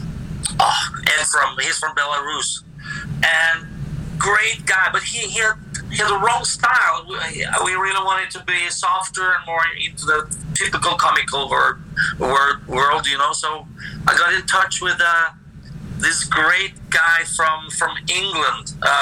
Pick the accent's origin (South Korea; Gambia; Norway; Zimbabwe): Norway; we're not from Sweden, sir. We're from Norway